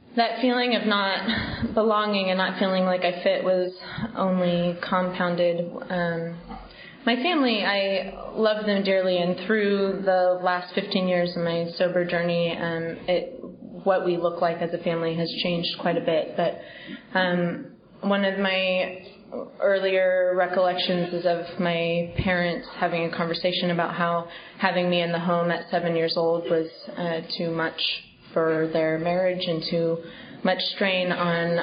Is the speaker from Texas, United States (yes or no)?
no; Bay Area, California, United States; now in New York, United States; I grew up in California, in the Bay Area.